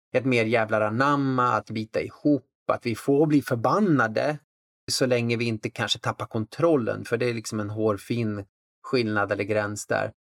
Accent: Värmland, Sweden; så växte jag upp liksom på en plats med, med, intressen som inte liksom rymdes i den stereotypa boxen. En bruksort i Värmland

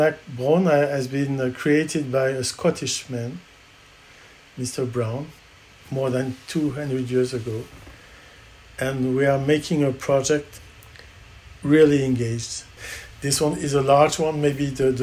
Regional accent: Brittany, France; I'm from Brittany. My father was an oysterman

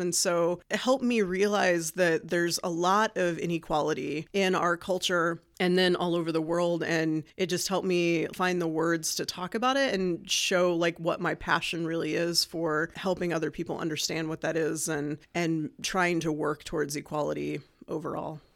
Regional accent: Martinsville, Indiana, United States; moved away as an adult; also born or lived in Bloomington, Indiana; now in Muncie, United States; we moved to Martinsville for most of my growing up time

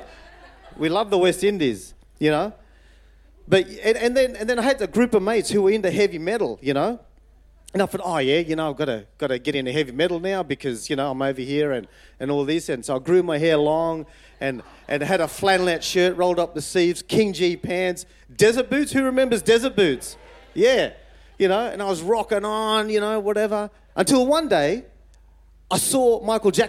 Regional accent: Fiji; I was born in Fiji.

